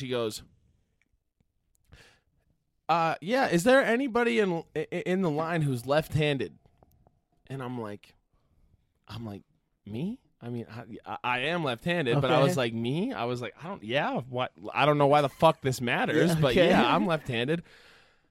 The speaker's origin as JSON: {"language": "English", "town": "Green Bay", "region": "Wisconsin", "country": "United States", "tie": "born or raised there", "moved": "as an adult", "lives_now": "Milwaukee, United States", "said": "I'm from Green Bay"}